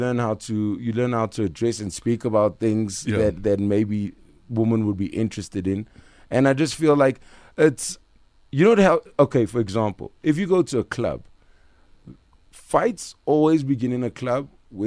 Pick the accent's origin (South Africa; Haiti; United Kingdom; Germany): South Africa; Durban, KwaZulu-Natal; I'm from Durban. Not even white people speak Afrikaans in Durban.